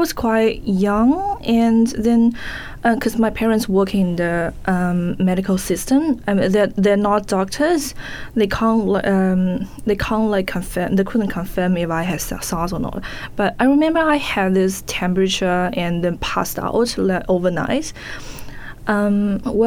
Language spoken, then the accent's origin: English; Wuhan, Hubei, China; English is a second language; moved away as an adult; now in New Zealand; Wuhan, my hometown